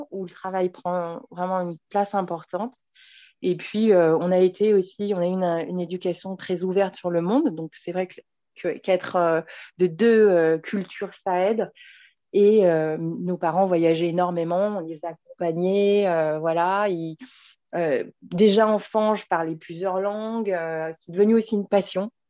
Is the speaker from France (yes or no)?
yes; Paris, Île-de-France, France; je suis née et j'habite à Paris